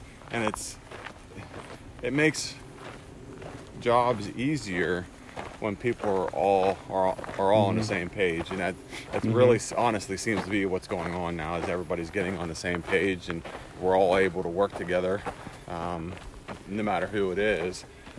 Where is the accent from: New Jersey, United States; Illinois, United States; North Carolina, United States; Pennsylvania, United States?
Pennsylvania, United States; Lloydsville; A little town called Lloydsville, Pennsylvania.